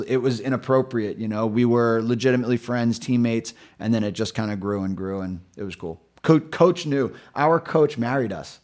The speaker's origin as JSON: {"language": "English", "town": "New York City", "region": "New York", "country": "United States", "tie": "born or raised there", "moved": "yes", "lives_now": "Rhode Island, United States", "said": "I grew up in New York City, born and raised in Brooklyn."}